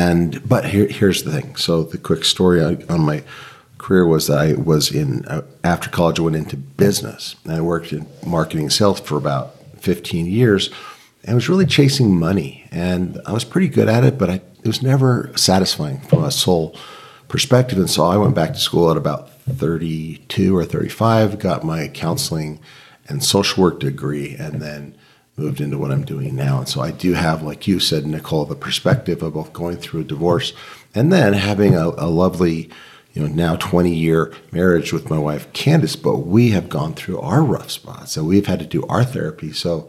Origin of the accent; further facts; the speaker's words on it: Boston, Massachusetts, United States; also born or lived in Utah; I grew up LDS in Boston and then in Utah.